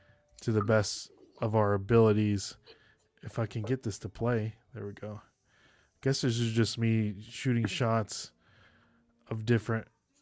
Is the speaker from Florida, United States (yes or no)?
no; Nashville, Tennessee, United States; this is me meeting Jen and Doug, you know, telling them I'm the guy from Nashville.